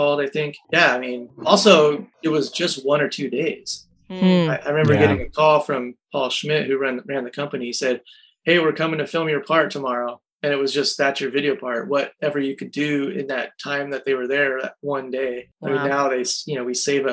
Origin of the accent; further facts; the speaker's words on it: California, United States; I was born in California